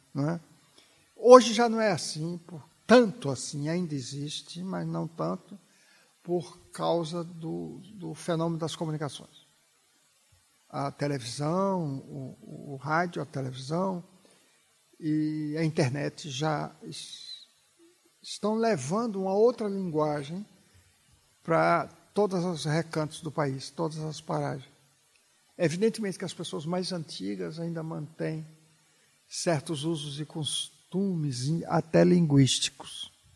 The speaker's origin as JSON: {"language": "Portuguese", "region": "Bahia", "country": "Brazil", "moved": "as an adult", "said": "Quando eu mudei da Bahia para São Paulo, eu já era jornalista."}